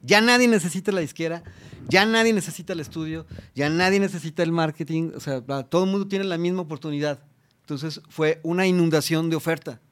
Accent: Mexico; como mexicanos

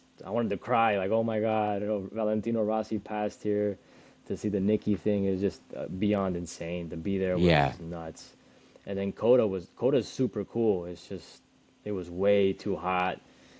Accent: Florida, United States; I'm from Florida where it's hot all the time.

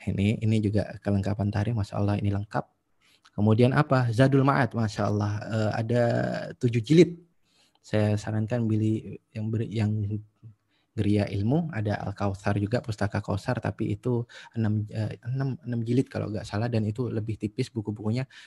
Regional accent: Jember, East Java, Indonesia; satu-satunya toko buku yang ada di kampung saya di Jember dulu itu ketika saya SMA itu Gramedia

